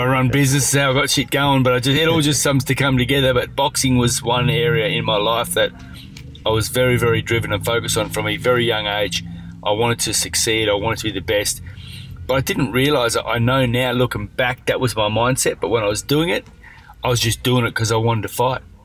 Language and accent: English; Perth, Western Australia, Australia; growing up in Perth was great